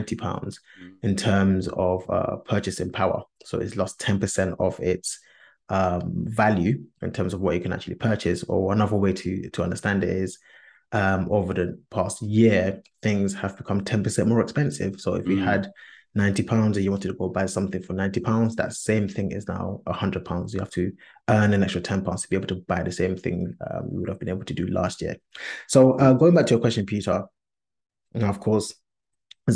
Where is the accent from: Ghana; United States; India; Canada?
Ghana; as a Ghanaian, we tend to do two types of weddings